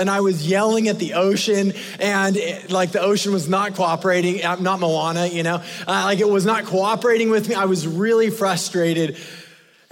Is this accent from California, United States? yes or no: yes; California, United States; I grew up in California